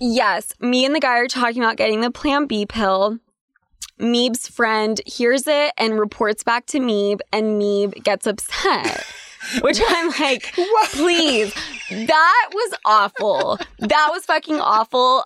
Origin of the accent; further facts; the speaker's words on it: Utah, United States; growing up in Utah